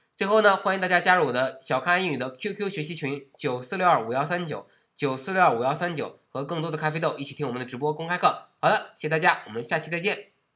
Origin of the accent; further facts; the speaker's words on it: Beijing, China; 咱们北京人